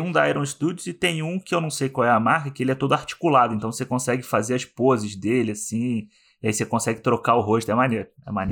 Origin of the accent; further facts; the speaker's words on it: Rio de Janeiro, Brazil; now in Vancouver, Canada; sou carioca, relações públicas